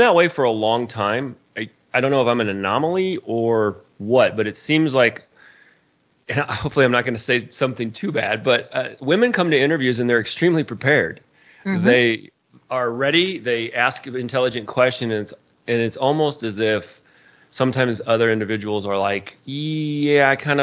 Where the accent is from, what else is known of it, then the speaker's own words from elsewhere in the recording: Indiana, United States; now in Colorado, United States; I grew up in Indiana and moved out to Colorado